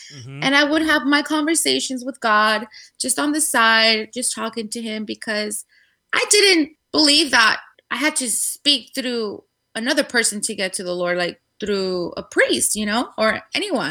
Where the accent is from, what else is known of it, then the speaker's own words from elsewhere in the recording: Guadalajara, Jalisco, Mexico; moved away as an adult; now in California, United States; I was born in the beautiful city of Guadalajara in Mexico. Jalisco. Um, yes, exactly. 100% Tapatia